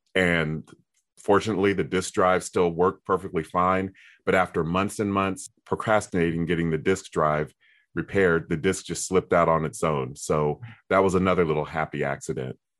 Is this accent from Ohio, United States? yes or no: yes; Columbus, Ohio, United States; my hometown of Columbus, Ohio